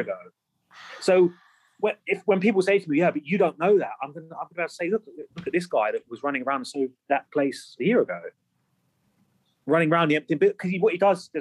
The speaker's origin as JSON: {"language": "English", "region": "England", "country": "United Kingdom", "said": "I could be walking around as an English guy"}